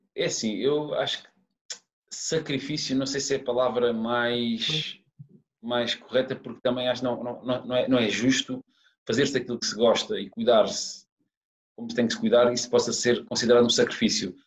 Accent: Algarve, Portugal; moved away as an adult; also born or lived in Lisbon / Saudi Arabia; eu sou do Algarve

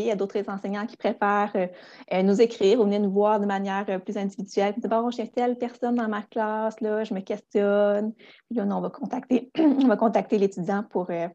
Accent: Gaspé, Quebec, Canada; also born or lived in Rimouski; je suis originaire de Gaspé

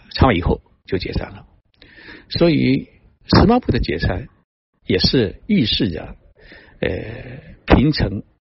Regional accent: China; moved away; also born or lived in Japan; 我们中国人的心

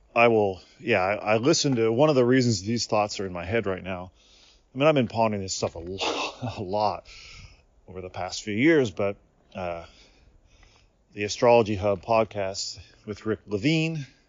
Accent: United States; moved away as an adult; now in Japan; I grew up in America

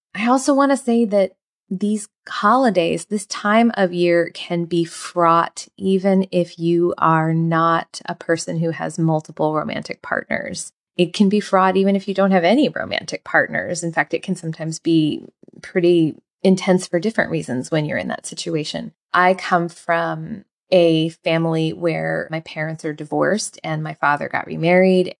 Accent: United States; I am from the United States

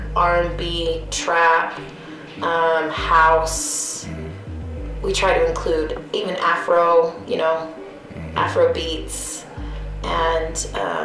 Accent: Utah, United States; moved away as an adult; also born or lived in Maryland; Yeah, I'm originally from Utah, born and raised here. I lived back east for about 10 years and then just moved back.

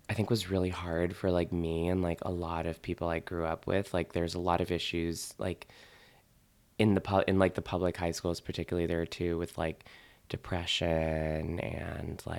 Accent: Newton, Massachusetts, United States; now in New York, United States; I grew up outside Boston, yeah. Newton, Mass, little suburb. Um, quiet. It's like a big city, kind of. It's not like urban, but it's large. It's bigger than a town.

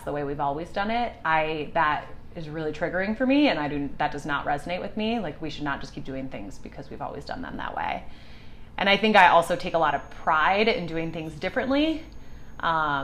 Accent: Chicago, Illinois, United States; I'm originally from Chicago. Grew up outside the city in the suburbs

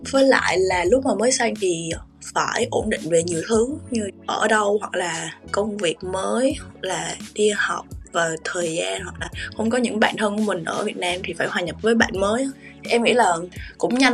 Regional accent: Vietnam; sau đó thì em giải thích cái điều mà em đến từ Việt Nam

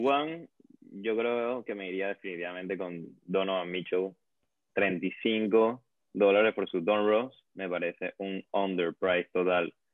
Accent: Venezuela; yo que soy de Venezuela

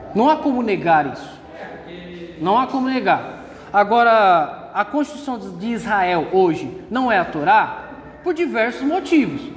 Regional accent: Brazil; Somos brasileiros

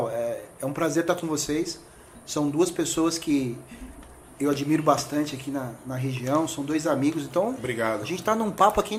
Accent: São Paulo, Brazil; moved away as an adult; eu nasci em São Paulo e vim para cá tem mais ou menos uns nove anos.

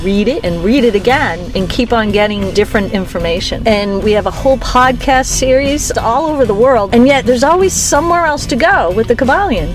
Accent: Boston, Massachusetts, United States; we're from Boston

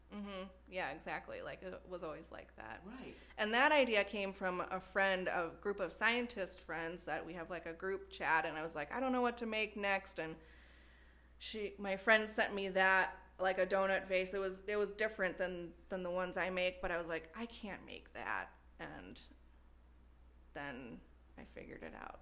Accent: Wisconsin, United States; moved away as an adult; also born or lived in Madison, Wisconsin; now in Cincinnati, United States; I grew up in a small town in Wisconsin.

